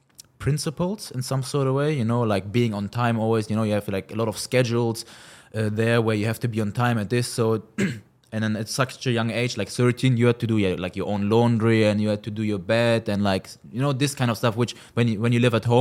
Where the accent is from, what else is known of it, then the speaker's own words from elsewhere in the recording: Cologne, North Rhine-Westphalia, Germany; Yeah, so I was born and raised in Cologne, Germany. That's where I grew up, basically.